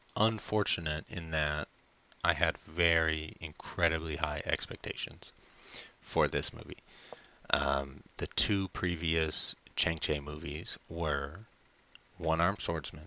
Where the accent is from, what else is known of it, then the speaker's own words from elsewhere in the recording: United States; as an American